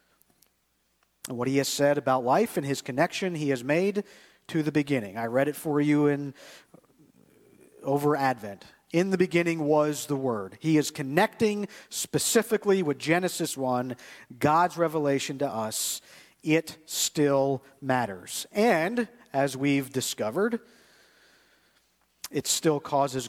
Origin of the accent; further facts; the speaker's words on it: United States; I grew up in the United States of America where everybody's pretty much Christian.